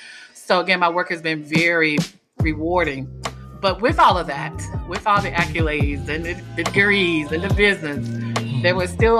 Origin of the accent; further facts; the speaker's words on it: North Carolina, United States; now in Washington, United States; But I was raised in a small town in North Carolina. So that's where you get the urban and the Southern from, right?